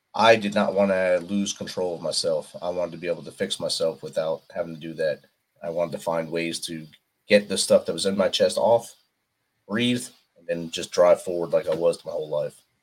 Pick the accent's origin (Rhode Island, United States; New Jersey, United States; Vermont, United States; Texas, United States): New Jersey, United States; I was a North Jersey guy